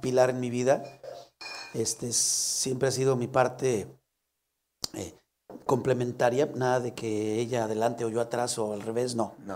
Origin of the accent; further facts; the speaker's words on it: León, Guanajuato, Mexico; moved away; also born or lived in Guadalajara; soy de León, a la cual amo profundamente mi tierra